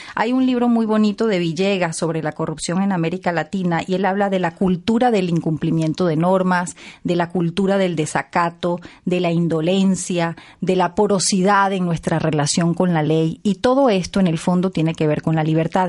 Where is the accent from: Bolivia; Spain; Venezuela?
Venezuela; Yo soy venezolana